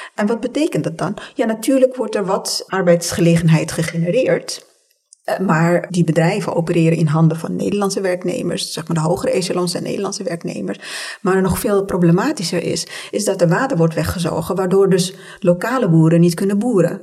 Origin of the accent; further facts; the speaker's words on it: Tunisia; now in Netherlands; als kind toen ik in Tunesië woonde